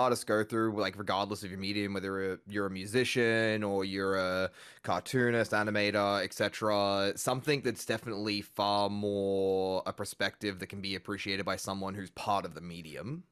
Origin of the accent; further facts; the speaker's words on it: Australia; as an Australian